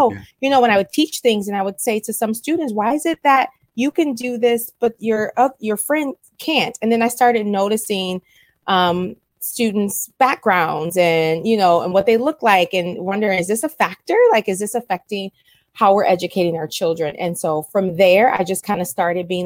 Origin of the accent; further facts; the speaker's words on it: Wisconsin, United States; moved away as an adult; also born or lived in Milwaukee, Wisconsin; now in Monrovia, United States; I was actually born and raised in Wisconsin